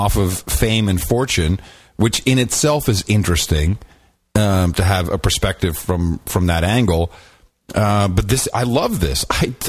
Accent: Amsterdam, North Holland, Netherlands; I grew up in Amsterdam.

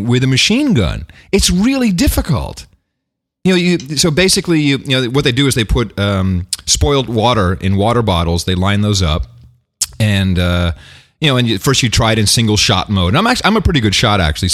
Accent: United States; I'm American

